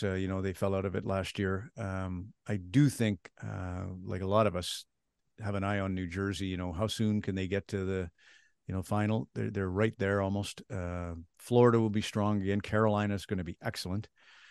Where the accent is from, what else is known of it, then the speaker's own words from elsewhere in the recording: Red Deer, Alberta, Canada; I was out at Sylvan Lake, is where I grew up in Red Deer. So Battle of Alberta is kind of first on the front burner.